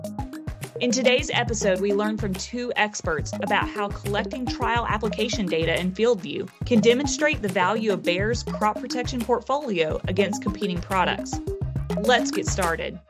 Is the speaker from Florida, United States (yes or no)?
yes; Florida, United States; I am from Florida. I come from specialty crop state